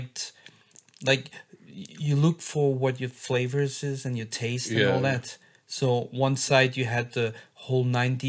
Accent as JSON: {"language": "English", "country": "Belgium", "said": "I'm from Belgium."}